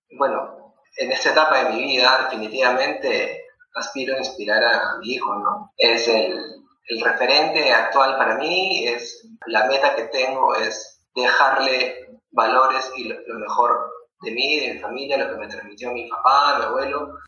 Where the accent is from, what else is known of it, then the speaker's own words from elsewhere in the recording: Lima, Peru; also born or lived in Tacna, Peru; soy peruano, nacido en Lima. Mi vida transcurrió la mitad de mi vida al sur del Perú, en Tacna, frontera con Chile.